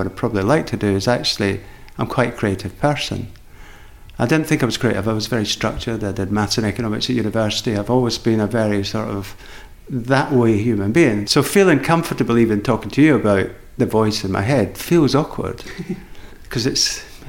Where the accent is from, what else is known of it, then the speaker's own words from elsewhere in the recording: Edinburgh, Scotland, United Kingdom; I grew up in Edinburgh